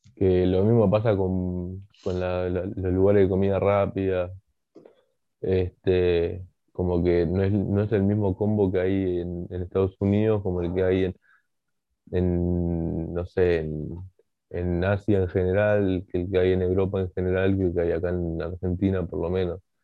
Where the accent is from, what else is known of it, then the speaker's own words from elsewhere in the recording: Bolivia; yo siendo boliviano, que me gusta la comida boliviana